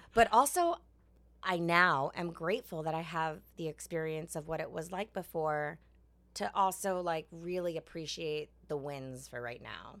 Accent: New York, United States; I'm from New York. I grew up, like, not even really knowing that I was Asian

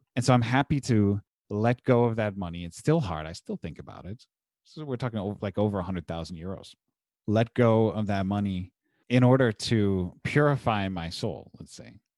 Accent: Munster, Indiana, United States; my hometown of Munster, Indiana currently

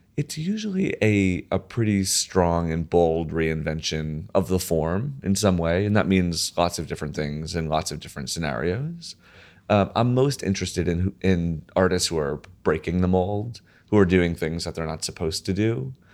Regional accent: right outside of New Haven, Connecticut, United States; I grew up right outside of New Haven, uh, Connecticut.

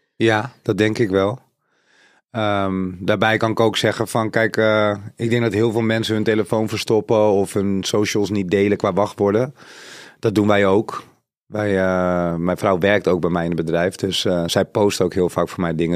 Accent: Suriname; Zuid-Amerikaans, ik kom van Suriname.

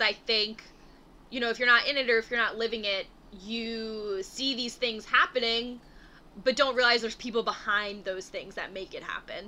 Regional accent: Philadelphia, Pennsylvania, United States; moved away; it feels good to be back in Philadelphia

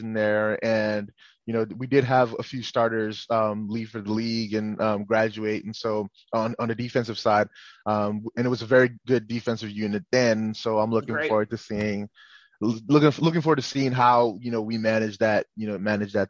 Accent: Nigeria; now in United States; I'm a Nigerian. I was born in Nigeria, grew up in Nigeria

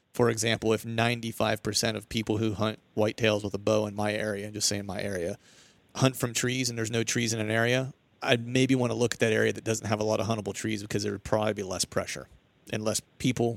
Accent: Pennsylvania, United States; I'm from Pennsylvania

